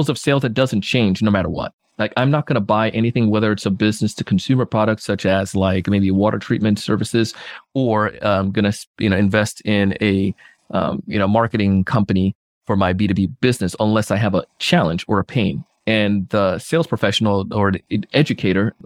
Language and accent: English; Jamaica; now in South Florida, United States; I grew up in Jamaica as a kid